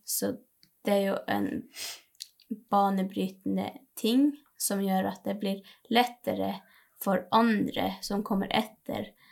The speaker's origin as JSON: {"language": "Norwegian", "town": "Karasjok", "region": "Finnmark", "country": "Norway", "also_born_or_lived": "Trondheim", "first_language": "Sami", "second_language": "Norwegian", "said": "Jeg er fra Karasjok"}